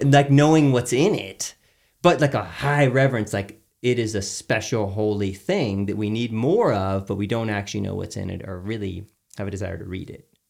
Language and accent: English; Houston, Texas, United States; I grew up in Texas